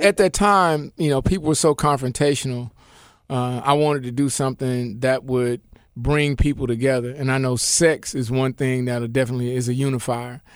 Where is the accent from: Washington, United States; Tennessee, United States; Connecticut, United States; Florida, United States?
Tennessee, United States; Memphis; I grew up in Memphis and I grew up wherever my father was stationed in the military